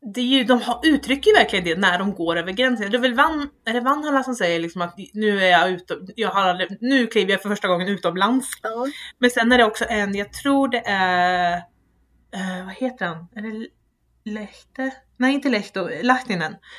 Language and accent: Swedish; Sweden; som rikssvensk